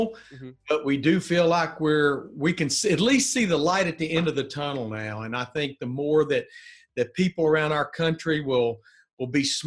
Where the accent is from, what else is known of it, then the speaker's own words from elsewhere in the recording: Birmingham, Alabama, United States; moved away as an adult; also born or lived in Charlotte, North Carolina; I'm from Birmingham, Alabama, an only child